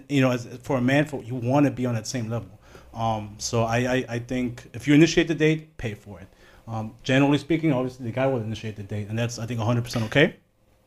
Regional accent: Germany; now in United States; I grew up in Germany.

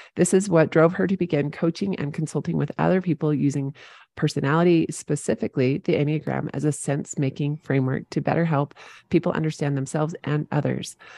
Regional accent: St. George, Utah, United States; Saint George, Utah, my hometown

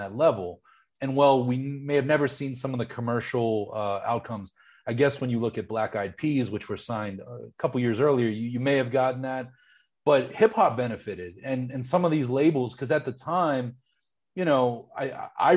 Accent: Pittsburgh, Pennsylvania, United States; I remember growing up in Pittsburgh

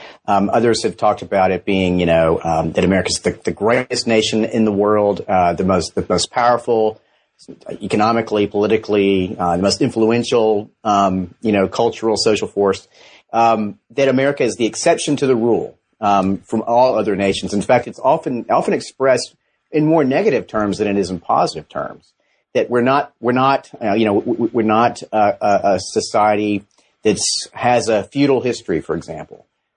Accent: Georgia, United States; Yeah, well, I'm from Georgia, and I did my undergraduate work at Furman University in history

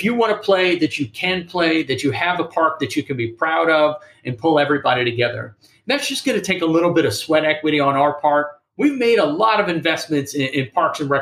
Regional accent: Kenner, Louisiana, United States; now in Savannah, United States; when I was growing up in Kenner, Louisiana

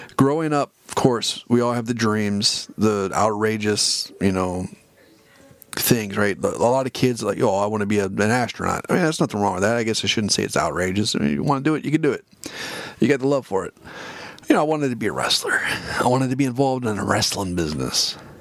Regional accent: California, United States; available to me here in California

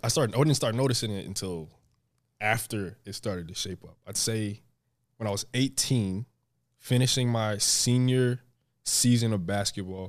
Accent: New Jersey, United States; I grew up in New Jersey

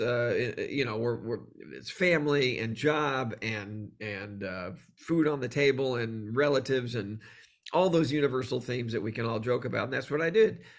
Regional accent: Texas, United States; I grew up in Texas

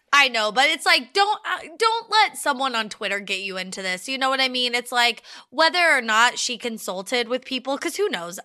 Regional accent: United States; as an American

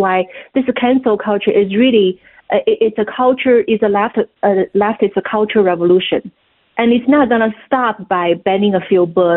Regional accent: China; moved away; my experience of growing up in China

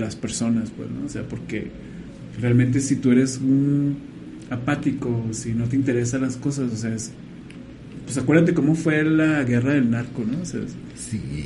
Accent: Mexico

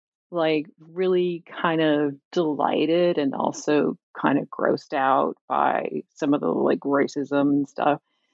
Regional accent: Camden, New Jersey, United States; Like growing up in Camden, it's like, who is this Whitman?

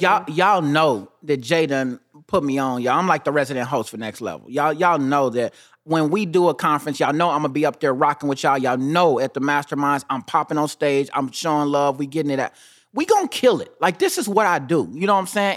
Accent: Kansas City, United States; I'm from Kansas City

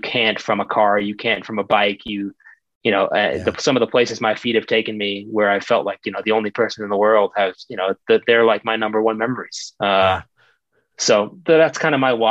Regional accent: Long Island, New York, United States; moved away as an adult; now in Colorado, United States; I grew up on Long Island in New York

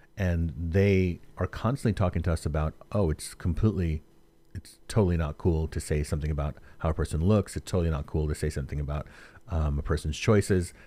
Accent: New York City, New York, United States; moved away; I'm from New York also originally

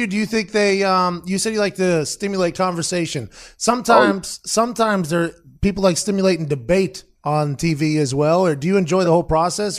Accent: Pittsburgh, Pennsylvania, United States; we're both from Pittsburgh

